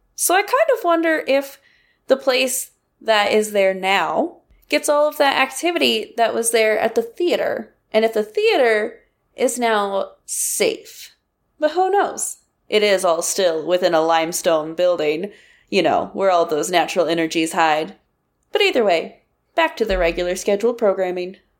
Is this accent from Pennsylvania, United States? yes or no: no; Kansas, United States; I'm from Kansas, and I went to K-State